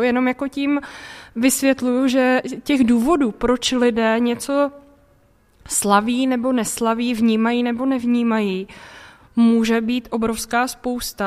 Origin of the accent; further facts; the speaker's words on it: Central Bohemian Region, Czechia; Já jsem, pocházím původně ze Středočeského kraje